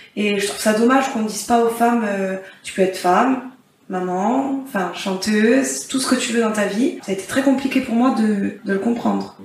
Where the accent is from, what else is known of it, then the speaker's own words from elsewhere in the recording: Corsica, France; chez nous en Corse